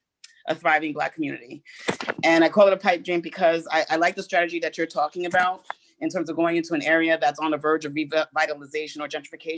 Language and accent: English; New York, United States; and I'm from New York, I don't know anything about Gary